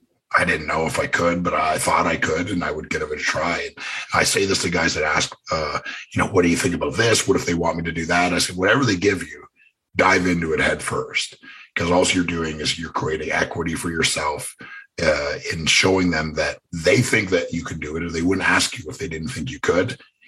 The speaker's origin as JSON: {"language": "English", "country": "Canada", "said": "Cause my gimmick was, I didn't say anything and I was from Canada."}